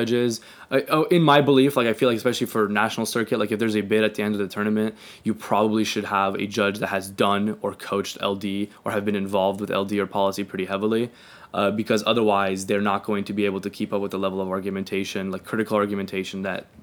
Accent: Phoenix, Arizona, United States; I'm from Phoenix, Arizona, and I go to a school called Basis Peoria

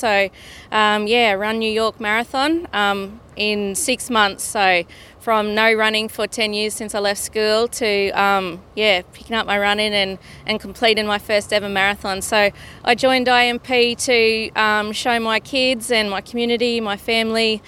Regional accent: Inglewood, Queensland, Australia; I'm a Biggumbull woman from Ingwood

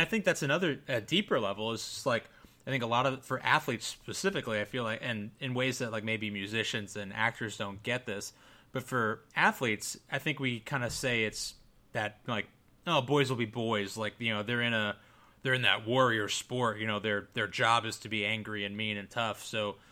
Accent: United States; I'm definitely American, white

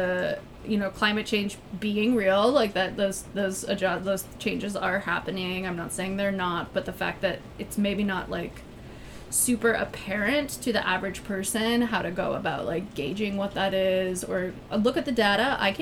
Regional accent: Minnesota, United States; I grew up in Minnesota where, like, extreme weather is constant.

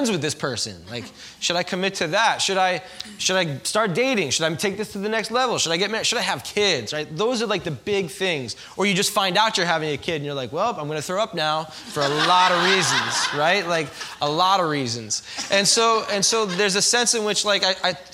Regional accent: New York, United States; also born or lived in Philadelphia; I'm from New York, living in Philly

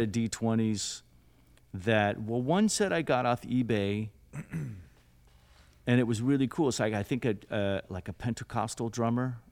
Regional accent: South Lake Tahoe, California, United States; I'm from Lake Tahoe, California. Um, really sleepy blue collar, then blue collar town in, in the mountains

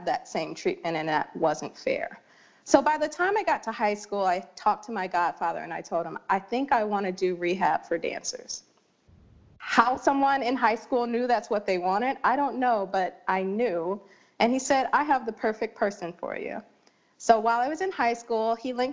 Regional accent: Detroit, Michigan, United States; I grew up in Detroit, Michigan

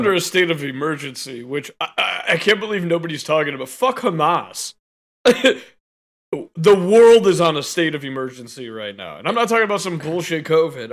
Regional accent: United States; as an American

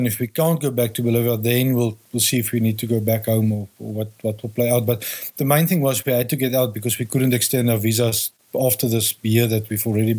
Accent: South Africa; I'm from South Africa.

